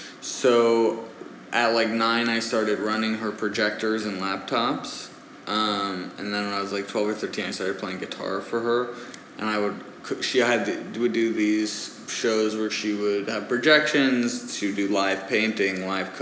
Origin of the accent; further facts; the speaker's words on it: United States; born there; But he grew up in France. I was born in the States.